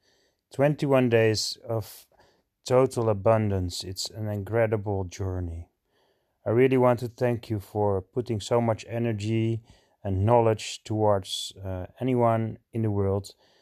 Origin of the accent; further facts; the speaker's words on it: Alkmaar, North Holland, Netherlands; I'm from Alkmaar, the Netherlands. So I live in Holland.